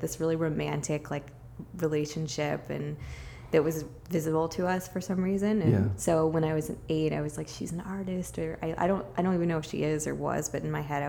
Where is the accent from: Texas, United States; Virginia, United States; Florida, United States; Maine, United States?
Virginia, United States; Richmond; moved away as an adult; now in Brooklyn, United States; I grew up in Richmond.